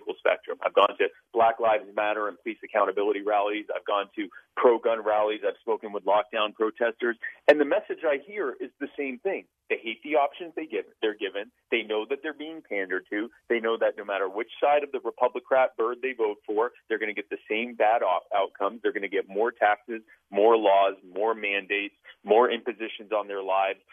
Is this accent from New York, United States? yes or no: no; Myrtle Beach, South Carolina, United States; also born or lived in Baltimore, Maryland; I was born in Baltimore, but I grew up in, I've lived pretty much all of my life in the Myrtle Beach, South Carolina area